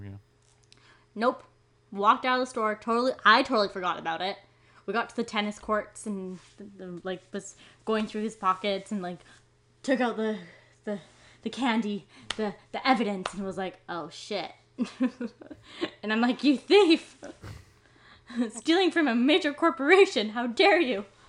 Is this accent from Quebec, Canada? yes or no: no; Maple Ridge, British Columbia, Canada; I'm from Maple Ridge.